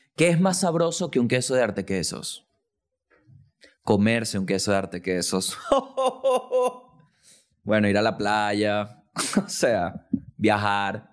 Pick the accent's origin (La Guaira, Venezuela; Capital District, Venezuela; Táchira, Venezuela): La Guaira, Venezuela; now in Santiago, Chile; Yo nací en La Guaira.